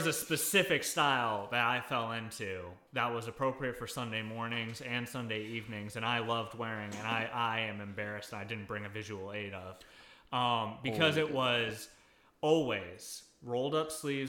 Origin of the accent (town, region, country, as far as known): Guam; born or raised there; moved away